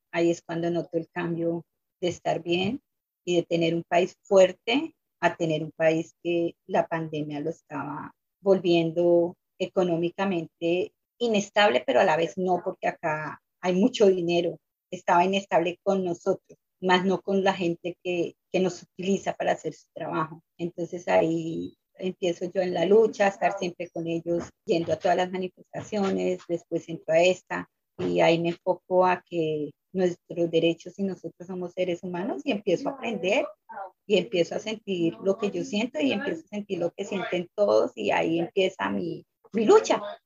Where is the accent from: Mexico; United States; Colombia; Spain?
Colombia; moved away as an adult; yo vengo de Colombia